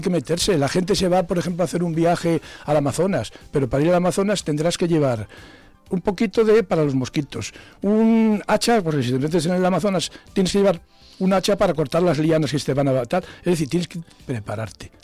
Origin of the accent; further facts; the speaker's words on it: Zamora, Castile and León, Spain; Yo soy hijo de pescadera del mercado de abastos y me he criado en el mercado de abastos